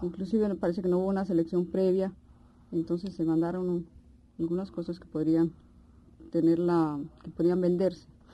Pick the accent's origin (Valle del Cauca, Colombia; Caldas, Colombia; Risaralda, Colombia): Risaralda, Colombia; Pereira; also born or lived in Cali; En Pereira, que en realidad es mi ciudad natal